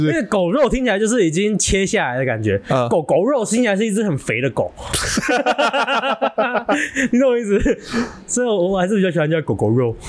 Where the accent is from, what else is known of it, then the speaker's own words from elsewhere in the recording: Taiwan; 我们台湾人讲话本来就会粘在一起